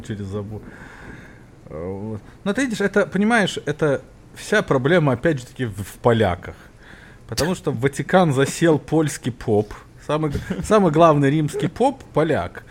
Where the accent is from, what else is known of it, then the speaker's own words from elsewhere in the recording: Minsk, Belarus; now in United States; я был юный минчанин